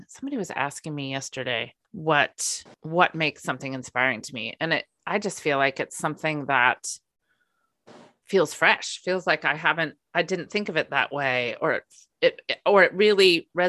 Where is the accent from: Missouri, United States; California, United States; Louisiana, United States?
California, United States; Napa Valley; moved away; also born or lived in San Francisco Bay Area / Minnesota; I grew up in the Napa Valley